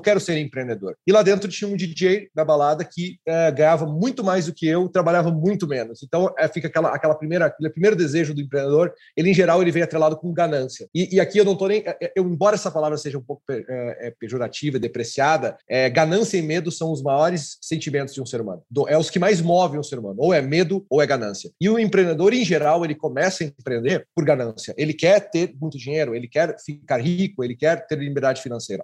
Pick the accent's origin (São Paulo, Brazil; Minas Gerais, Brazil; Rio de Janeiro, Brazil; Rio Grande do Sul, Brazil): Rio Grande do Sul, Brazil; Santa Maria; Universidade Federal em Santa Maria, lá da minha cidade